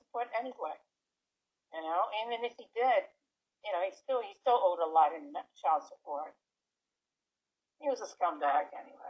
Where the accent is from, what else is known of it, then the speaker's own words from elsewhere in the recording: New York City, New York, United States; me growing up in New York City during the late 60s, early 70s, throughout the 70s, frankly, all the way up to the early 80s.